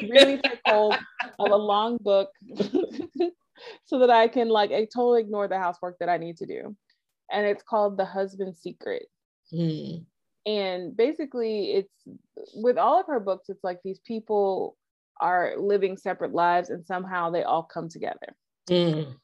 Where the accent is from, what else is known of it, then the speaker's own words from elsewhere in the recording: United States; as an American that doesn't speak Russian